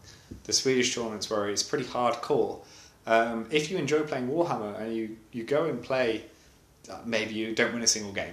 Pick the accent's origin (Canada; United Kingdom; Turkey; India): United Kingdom; England; now in Sweden; I'm English, Roman is Russian, but we both live in Sweden.